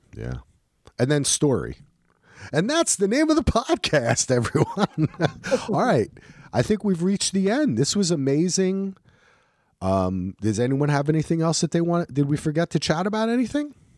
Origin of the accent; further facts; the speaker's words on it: New Jersey, United States; I'm from New Jersey